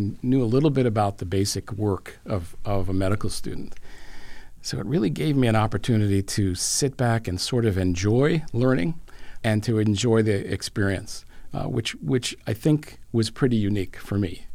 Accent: Boston, Massachusetts, United States; I grew up in Boston

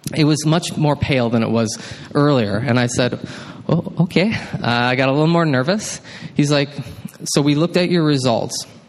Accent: Baraboo, Wisconsin, United States; moved away as an adult; also born or lived in Mankato, Minnesota; I grew up in Baraboo, Wisconsin, which is, yeah, some of y'all know, just south of Wisconsin. Dells not too far from Madison.

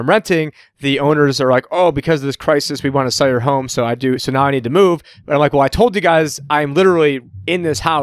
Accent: New York, United States; moved away as an adult; now in Arizona, United States; I'm from New York

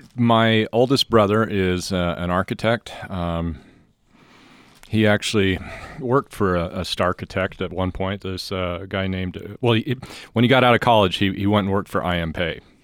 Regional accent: Bountiful, Utah, United States; Bountiful. I grew up

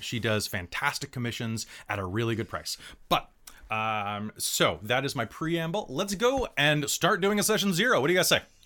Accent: United States; I'm originally an American. I'm the only original American here

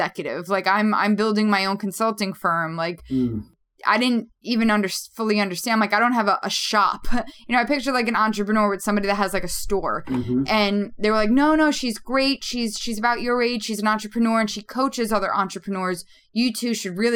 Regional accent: New York City, New York, United States; I grew up in Queens, New York

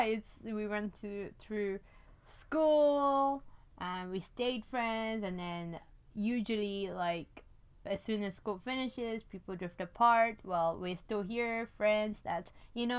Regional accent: India; now in London, United Kingdom; I was born, you know, in India. I'm from India

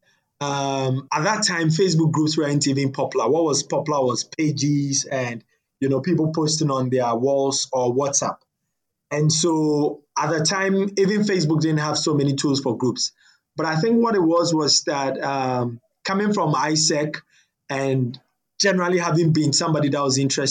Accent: Ghana; I'm a Ghanaian, young Ghanaian

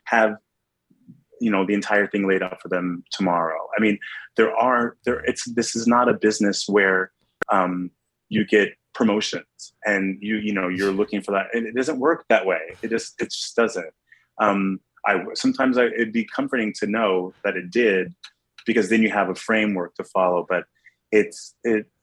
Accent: New York City, New York, United States; being a New Yorker who works in Times Square

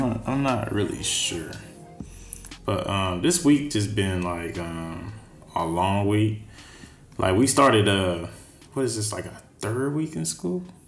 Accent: Texas, United States; now in San Francisco, United States; I'm from Texas

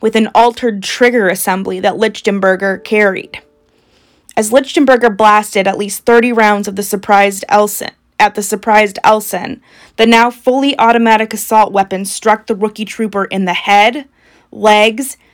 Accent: Indiana, United States; we are from Indiana

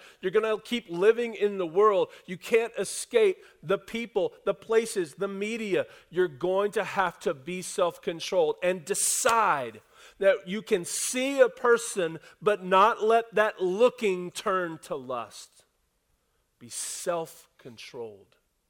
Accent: the South, United States; I was raised in the South, and I was raised by a thoughtful and intentional mom and dad and grandparents

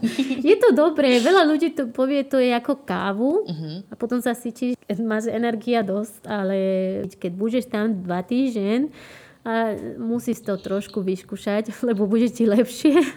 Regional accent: Posadas, Misiones, Argentina; accent: Misiones accent; Slovak is a second language; moved away as an adult; now in Slovakia; Ja som sa narodila v Posadas.

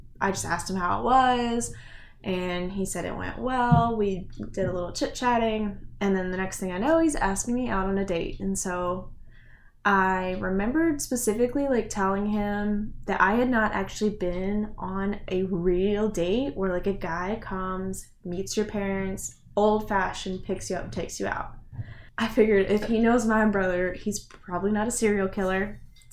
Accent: Indiana, United States; We're from Indiana

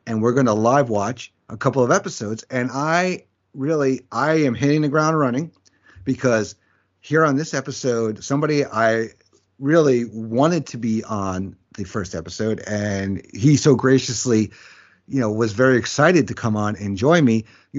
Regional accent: New York, United States; For me, growing up in New York, it was on Channel 11, which is PIX, which is a CW channel now, at 4 o'clock.

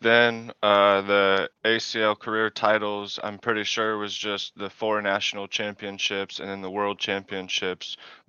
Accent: Cuba, Illinois, United States; I enjoyed it. It's really just small town. Everyone knows everyone.

